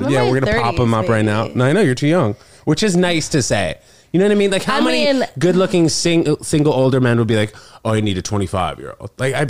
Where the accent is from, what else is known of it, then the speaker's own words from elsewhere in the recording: New York City, New York, United States; I grew up here in Manhattan.